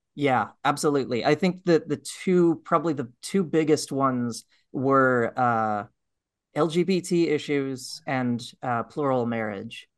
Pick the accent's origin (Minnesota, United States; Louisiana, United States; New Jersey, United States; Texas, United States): Texas, United States; Austin; also born or lived in Houston, Texas; I lived most of my life in Austin, Texas